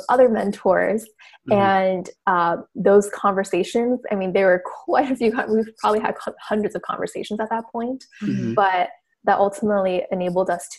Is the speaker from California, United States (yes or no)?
yes; Orange County, California, United States; moved away as an adult; also born or lived in Washington, D.C. / San Francisco; now in Los Angeles, United States; I grew up in Orange County, California. Basically all my childhood and life.